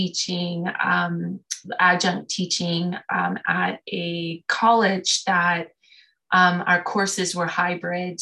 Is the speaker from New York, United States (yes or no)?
yes; New York City, New York, United States; also born or lived in Oakland, California; now in Maine, United States; I'm now residing in Maine, even though I was born and raised in Brooklyn